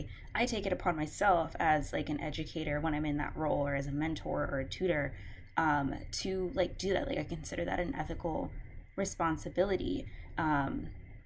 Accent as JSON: {"language": "English", "town": "Houston", "region": "Texas", "country": "United States", "tie": "born or raised there", "said": "born and raised in Houston, love my city."}